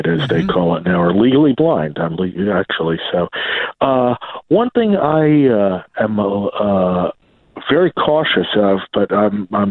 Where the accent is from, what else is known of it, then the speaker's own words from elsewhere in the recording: Elmwood Park, New Jersey, United States; also born or lived in Garfield, New Jersey; my town that I grew up in, East Patterson, Van Elmwood Park, has a section of it called Cherry Hill.